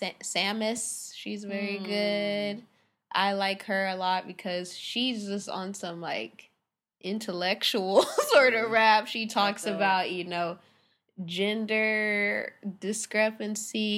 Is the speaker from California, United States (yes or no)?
yes; Hawthorne, California, United States; also born or lived in Irvine / Orange County; now in Redondo Beach, United States; I'm from Hawthorne. I was born in Hawthorne